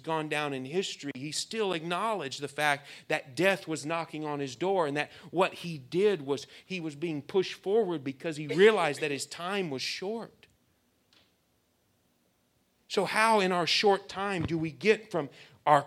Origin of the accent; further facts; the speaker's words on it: United States; We are American young people